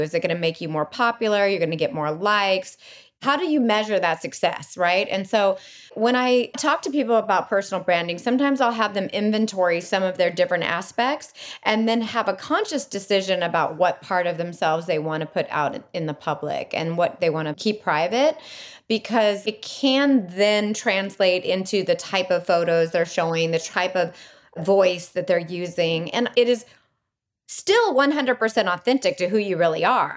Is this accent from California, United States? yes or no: yes; Bay Area, California, United States; being from the Bay Area